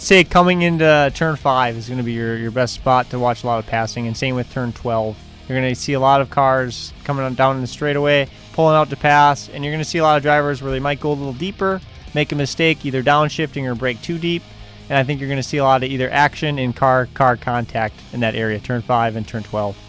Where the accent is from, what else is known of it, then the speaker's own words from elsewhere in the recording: Elkhart Lake, Wisconsin, United States; as a kid growing up in Elkhart